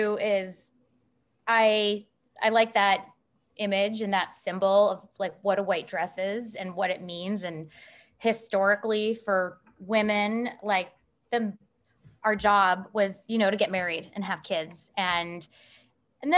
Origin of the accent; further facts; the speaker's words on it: Chicago, Illinois, United States; moved away as an adult; also born or lived in East Coast, United States; now in Nashville, United States; I'm from Chicago, and I spent undergrad and grad school out east